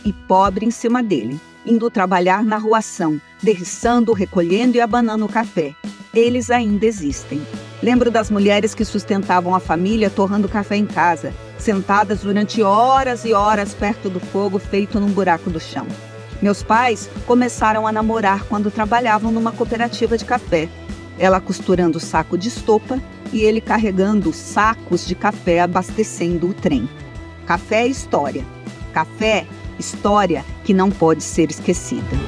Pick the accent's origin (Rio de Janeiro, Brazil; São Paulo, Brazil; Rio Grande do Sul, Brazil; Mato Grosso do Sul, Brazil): São Paulo, Brazil; Vera Cruz; Nasci e cresci em Veracruz, oeste do interior do estado de São Paulo